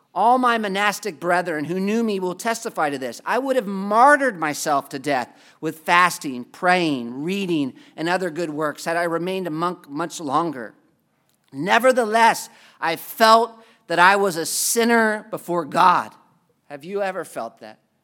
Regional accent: United States; as an American?

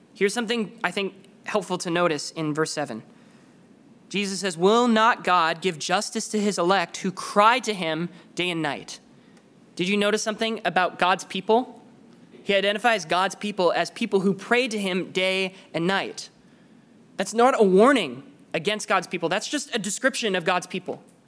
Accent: Canada; I'm from Canada

